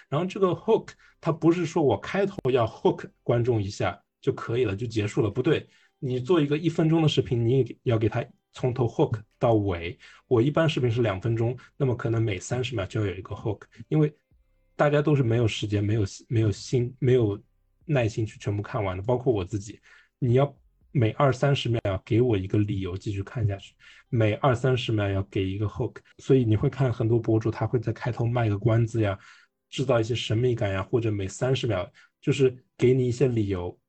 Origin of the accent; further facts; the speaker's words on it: Hong Kong; born there; 当时因因为我出生在香港，所以我用的是香港的身份证。